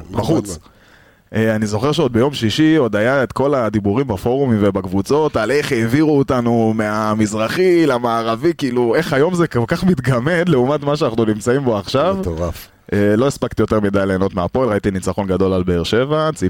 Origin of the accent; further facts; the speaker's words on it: Petah Tikva, Central District, Israel; אני מפתח תקווה.